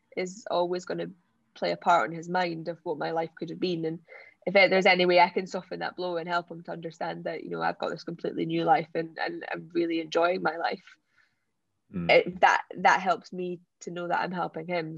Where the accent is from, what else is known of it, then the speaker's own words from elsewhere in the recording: Scottish Borders, Scotland, United Kingdom; where I was brought up in the Scottish borders